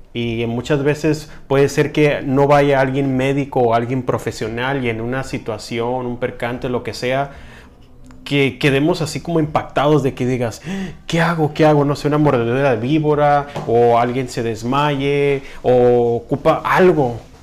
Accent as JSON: {"language": "Spanish", "country": "Mexico", "said": "como mexicano"}